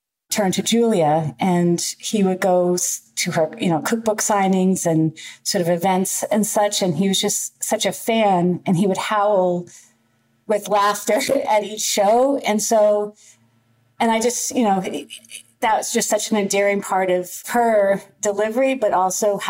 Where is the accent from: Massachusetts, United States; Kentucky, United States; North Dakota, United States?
Massachusetts, United States; outside Boston; I grew up outside Boston